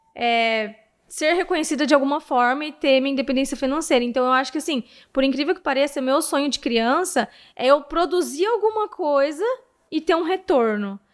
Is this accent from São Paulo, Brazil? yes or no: yes; Presidente Prudente, São Paulo, Brazil; a partir dos 11 anos, eu morei aqui